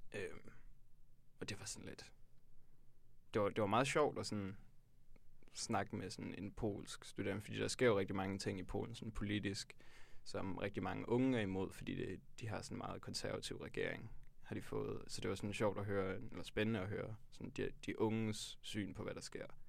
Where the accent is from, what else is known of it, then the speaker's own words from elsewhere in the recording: Tølløse, Zealand, Denmark; jeg kommer fra Tølløse på Vestjylland